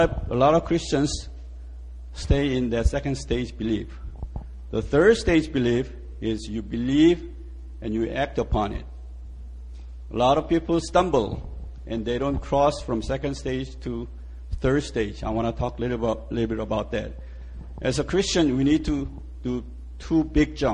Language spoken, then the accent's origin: English; Seoul, South Korea; moved away as an adult; also born or lived in United States; now in Yanji, China; I was born in Seoul, and I went to U.S. When I was 17